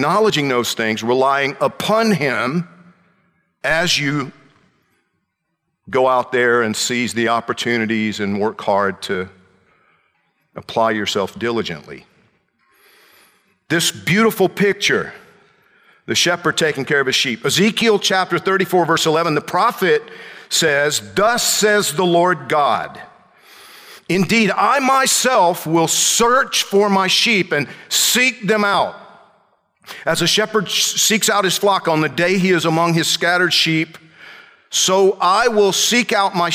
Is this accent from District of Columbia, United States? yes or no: no; central Georgia, United States; moved away as an adult; also born or lived in Atlanta; now in Miami, United States; my hometown area in central Georgia